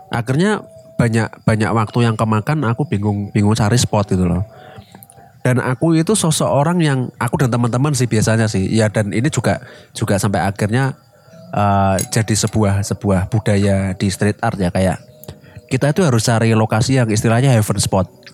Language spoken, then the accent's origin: Indonesian; Semarang, Central Java, Indonesia; kota kita di Semarang.